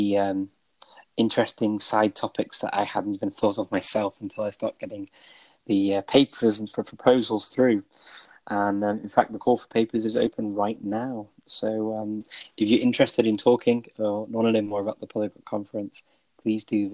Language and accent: English; United Kingdom; moved away as an adult; now in North Macedonia; I'm originally from the United Kingdom.